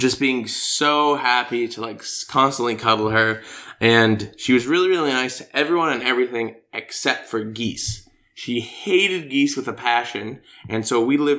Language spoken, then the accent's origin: English; United States